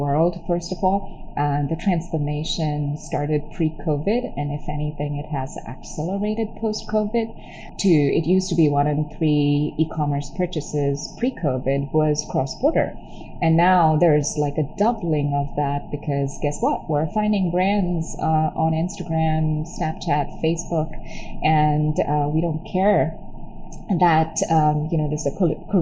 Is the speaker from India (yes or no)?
yes; Chennai, Tamil Nadu, India; moved away as an adult; now in United States; I was born in Chennai, which is a city in southern India. It's by the coast. I grew up there.